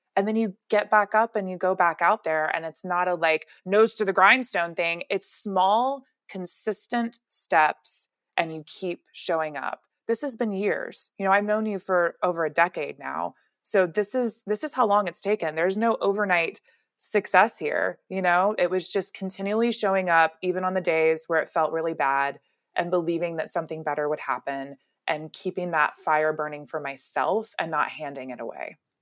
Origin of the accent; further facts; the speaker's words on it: Alabama, United States; now in California, United States; I'm really from Alabama